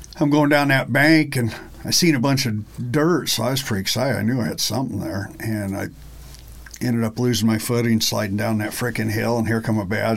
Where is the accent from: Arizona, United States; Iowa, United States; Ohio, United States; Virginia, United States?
Iowa, United States; Tennant; also born or lived in Harlan, Iowa; I grew up in Tennant, Iowa, a town of 49 people